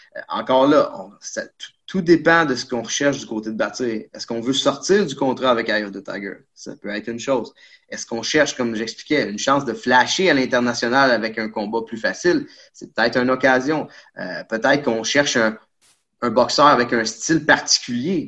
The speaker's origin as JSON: {"language": "French", "region": "Quebec", "country": "Canada", "said": "On est des Québécois"}